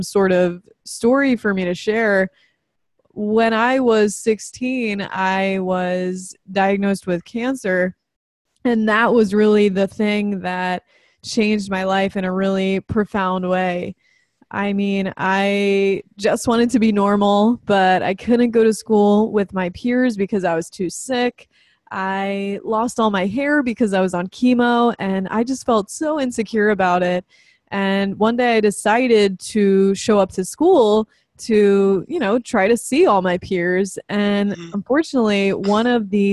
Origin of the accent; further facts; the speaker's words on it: New Jersey, United States; also born or lived in New York; I was born in New York and lived most of my life in New Jersey, South Jersey, kind of closer to Philadelphia